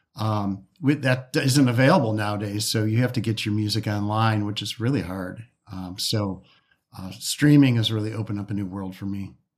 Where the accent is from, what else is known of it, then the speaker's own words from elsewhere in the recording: Detroit, Michigan, United States; I'm from Detroit.